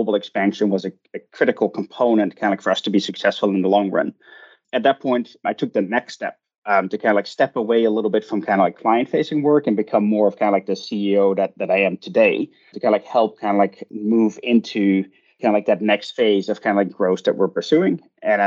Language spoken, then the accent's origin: English; Netherlands; moved away as an adult; also born or lived in Glasgow, United Kingdom; now in United States; I grew up in the Netherlands and I did my undergraduate in international management there